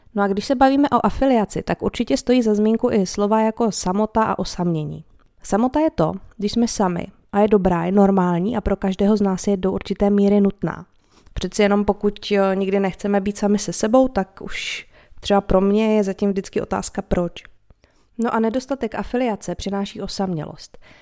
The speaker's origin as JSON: {"language": "Czech", "country": "Czechia", "said": "my Češi"}